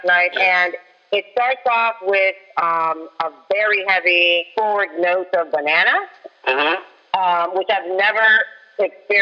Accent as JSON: {"language": "English", "town": "Falls Church", "region": "Virginia", "country": "United States", "tie": "born or raised there", "said": "I was raised in Falls Church, Virginia"}